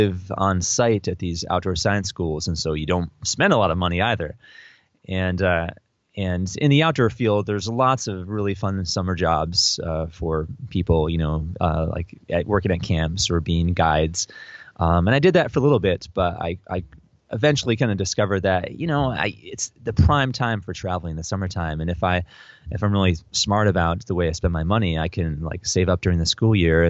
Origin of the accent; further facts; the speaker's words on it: upstate New York, United States; now in Santa Barbara, United States; I grew up in upstate New York, not the city, but further up in the country